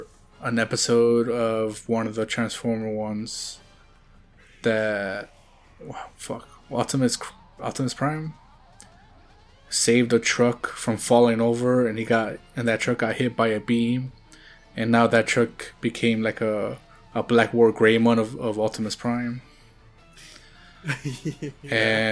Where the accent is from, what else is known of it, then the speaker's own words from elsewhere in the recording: Washington, United States; Which we're not from. We're from Washington.